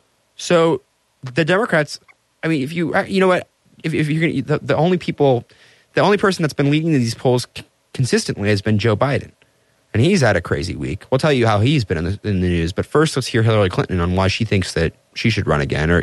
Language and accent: English; Austria; You know, I came from Austria.